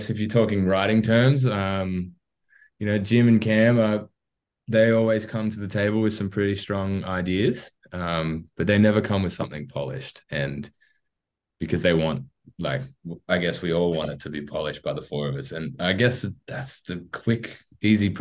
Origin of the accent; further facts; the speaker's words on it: Wollongong, New South Wales, Australia; also born or lived in Jervis Bay; we're all from the Gong. We've all kind of born and bred between Wollongong and Jervis Bay